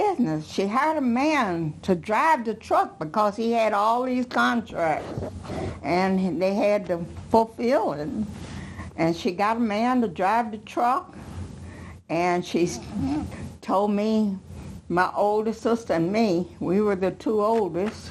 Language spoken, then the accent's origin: English; Chicago, Illinois, United States; We grew up in Progressive Baptist Church, which was at 37th in LaSalle at the time. And then the Dan Ryan hadn't been built.